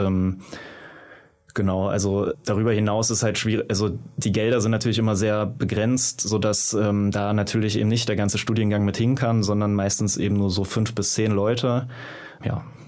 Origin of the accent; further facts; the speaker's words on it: Magdeburg, Saxony-Anhalt, Germany; in Magdeburg, wo ich herkomme